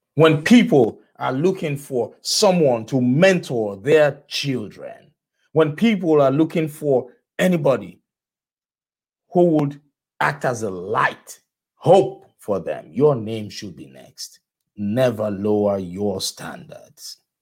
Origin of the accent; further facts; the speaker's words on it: Nigeria; moved away; I am from, I am originally from Nigeria